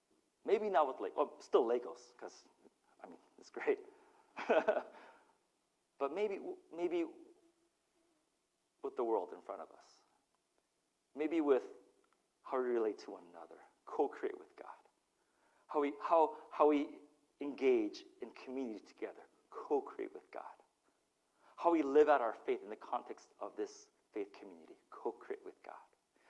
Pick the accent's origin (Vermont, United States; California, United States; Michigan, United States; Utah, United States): Utah, United States; also born or lived in Mississippi; And I grew up in Utah and Mississippi my first 5 years, and so that was my worldview. And so to be unplugged from that and then plopped into the motherland, Korea, it was such a culture shock for me.